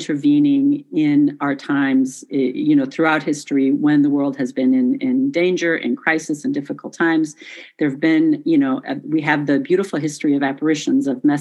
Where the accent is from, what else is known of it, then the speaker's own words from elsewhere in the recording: Chicago, Illinois, United States; also born or lived in village near Medjugorje, Bosnia and Herzegovina; I am Croatian, but my family moved to the United States when I was 2 years old. And so I grew up in the Chicago area